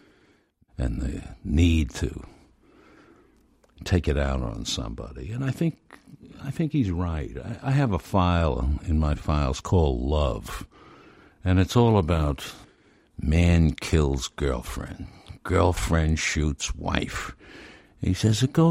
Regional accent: Brooklyn, New York, United States; I grew up in Brooklyn, across the river

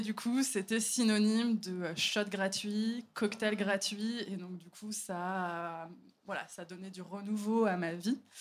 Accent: Paris, Île-de-France, France; je suis parisienne

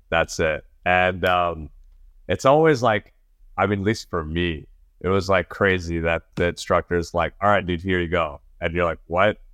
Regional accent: New York, United States; I grew up in New York

